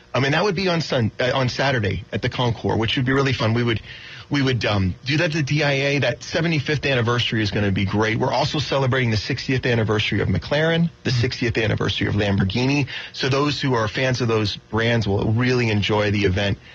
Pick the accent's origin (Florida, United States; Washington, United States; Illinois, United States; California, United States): Florida, United States; I'm from Florida.